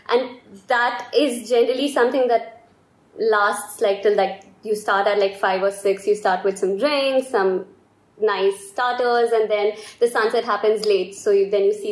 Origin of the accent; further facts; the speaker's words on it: India; moved away as an adult; now in Italy; I'm from India.